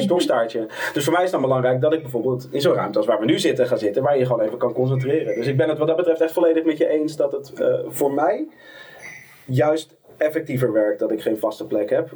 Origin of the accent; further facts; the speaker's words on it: Amsterdam, North Holland, Netherlands; Ik kom uit Amsterdam.